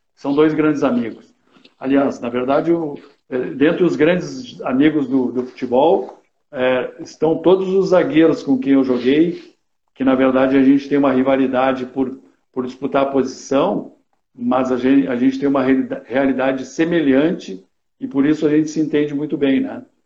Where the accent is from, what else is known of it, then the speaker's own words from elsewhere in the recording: Caçapava do Sul, Rio Grande do Sul, Brazil; moved away; sou natural de Caçapava do Sul